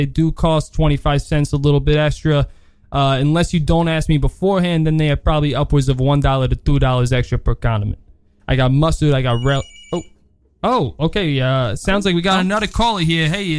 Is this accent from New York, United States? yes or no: yes; New York City, New York, United States; As you may or may not know, I grew up on the Upper East Side, formerly known as the Upper West Side, formerly known as the boom.